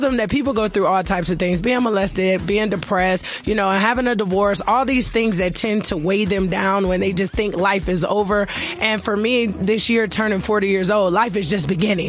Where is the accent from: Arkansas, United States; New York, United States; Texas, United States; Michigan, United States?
Michigan, United States; Detroit; now in Atlanta, United States; I'm originally from Detroit, Michigan, but I live in Atlanta, Georgia.